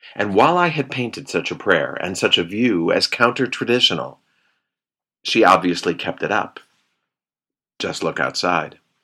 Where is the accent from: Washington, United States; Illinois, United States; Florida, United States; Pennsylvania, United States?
Illinois, United States; Chicago; moved away; growing up in Chicago